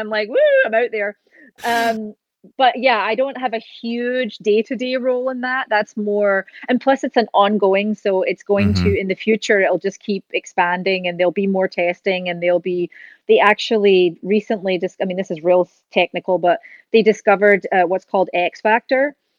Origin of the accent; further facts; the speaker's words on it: Scotland, United Kingdom; now in California, United States; She came from Argentina. I came from Scotland. We met in California